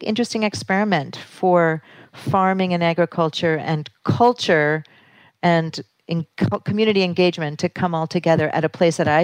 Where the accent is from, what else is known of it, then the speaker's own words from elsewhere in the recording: Canada; also born or lived in New York City, United States / Sullivan County, New York, United States; now in Damascus, Pennsylvania, United States; I come from Canada, moved to New York City, and then started operating a theater in Sullivan County, New York